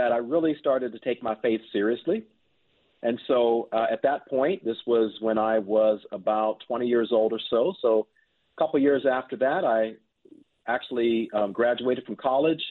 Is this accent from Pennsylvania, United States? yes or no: yes; Pittsburgh, Pennsylvania, United States; I am originally from Pittsburgh, Pennsylvania, and I grew up in a loving Christian home